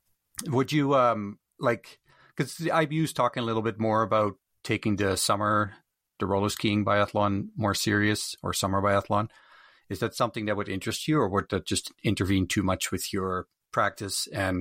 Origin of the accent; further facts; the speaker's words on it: Canada; as a Canadian, budgets are slim, sponsorship are hard to get.